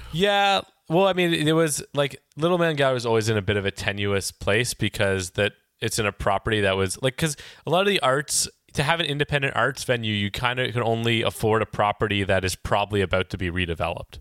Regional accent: Toronto, Ontario, Canada; moved away as an adult; now in Vancouver, Canada; I grew up in Toronto and I've lived here in Vancouver for the last decade

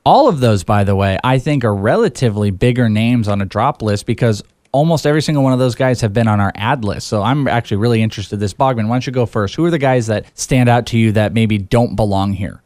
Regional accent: the Bay Area, California, United States; now in Phoenix, United States; I'm from the Bay Area

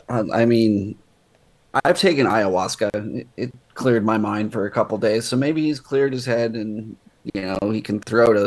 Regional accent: Colorado, United States; my mother raised me a Bronco hater, and I'm from Colorado

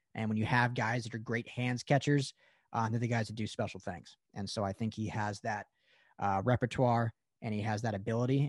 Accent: Colorado, United States; I'm from Colorado originally

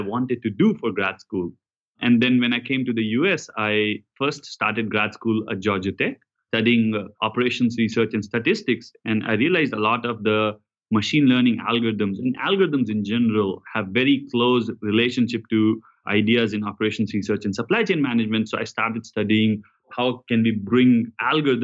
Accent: India; now in United States; I grew up in India

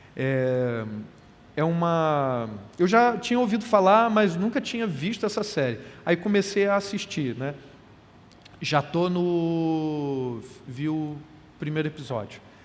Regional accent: Carioca, Rio de Janeiro, Brazil; a gente, como é carioca

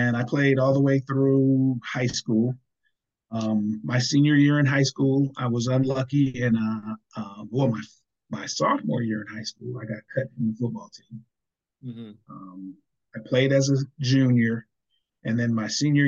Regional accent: Seaside, California, United States; moved away as an adult; also born or lived in San Jose, California / Bay Area, California; now in Sacramento, United States; I was born on Fort Ord Army Base, which is on the Monterey Peninsula on Monterey County in a town called Seaside

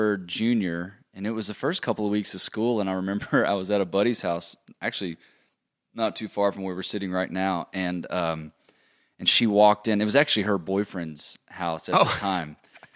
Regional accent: Mississippi, United States; moved away; I'm from Mississippi.

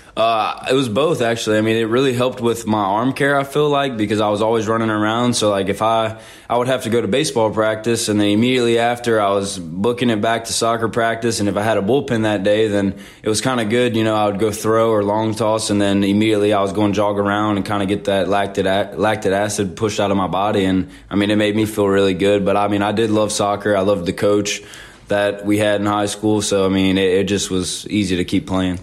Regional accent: Zachary, Louisiana, United States; moved away as an adult; now in Hattiesburg, United States; I'm from Zachary, Louisiana, which is about 15 minutes north of Baton Rouge

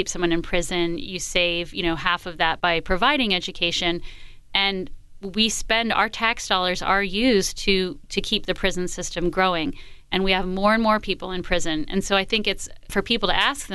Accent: East Coast, United States; moved away as an adult; also born or lived in New York City; now in Washington, United States; I'm from the East Coast

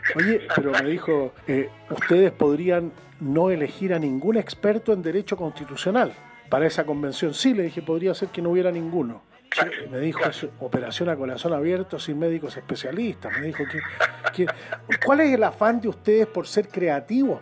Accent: Chile; somos chilenos nosotros

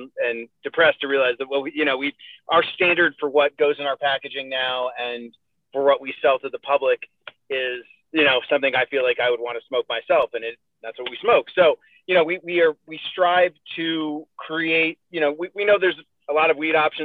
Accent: New England, United States; now in Colorado, United States; I'm no longer from New England, and I'm from Colorado

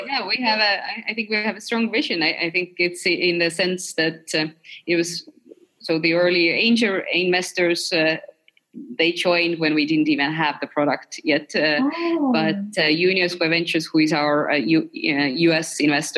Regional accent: Estonia; I'm from Estonia

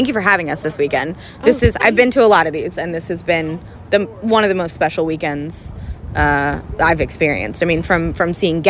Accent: Chapel Hill, North Carolina, United States; I'm from Chapel Hill

